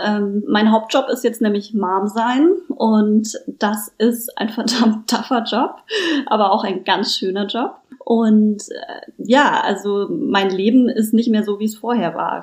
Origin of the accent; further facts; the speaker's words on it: Germany; now in Berlin, Germany; Ich komme ursprünglich vom schönen Bodensee und bin aber schon sehr lange Wahlberlinerin.